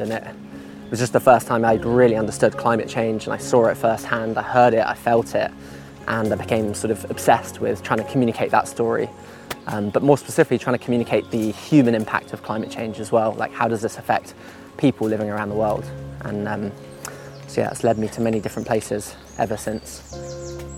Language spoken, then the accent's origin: English; London, United Kingdom; I, I grew up in West London